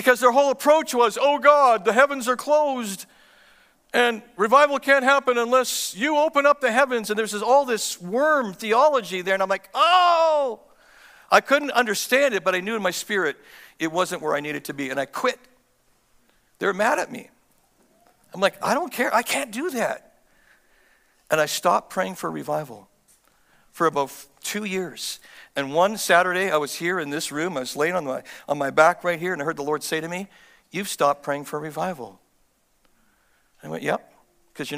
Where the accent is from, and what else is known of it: Canada